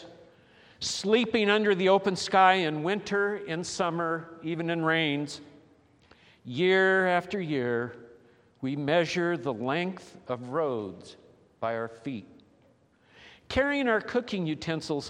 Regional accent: Los Angeles, California, United States; moved away as an adult; also born or lived in Wichita, Kansas; she and I both were born and raised in Los Angeles, California

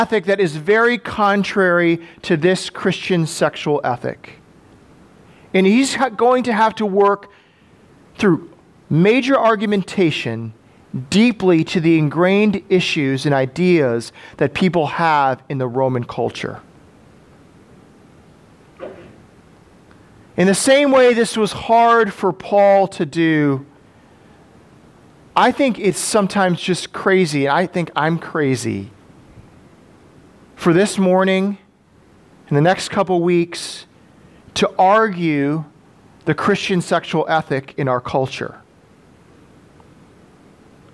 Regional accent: Madison, Wisconsin, United States; living in Madison, growing up in Madison, going to public school

